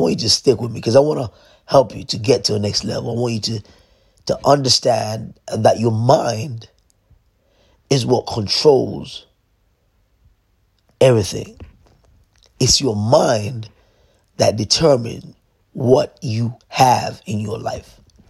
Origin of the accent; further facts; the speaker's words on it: London, United Kingdom; Went through a very difficult time growing up in London, trying to fit in when I was supposed to meant to stand out.